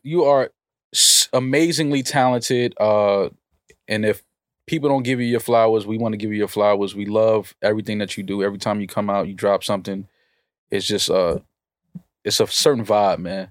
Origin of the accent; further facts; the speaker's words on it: New York City, New York, United States; Growing up in the Bronx